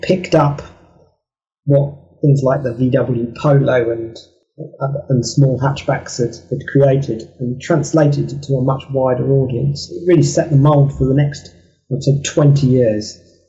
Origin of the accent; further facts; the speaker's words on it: Kent, South East England, United Kingdom; I'm from Kent in England, and they came from the middle of Kent.